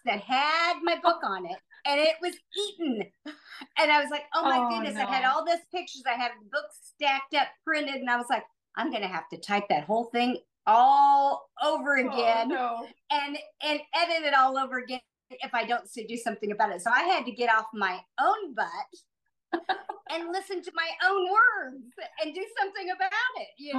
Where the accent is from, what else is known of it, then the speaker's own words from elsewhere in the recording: Noblesville, Indiana, United States; I'm from Indianapolis, originally from a small town of Noblesville, which is north of Indianapolis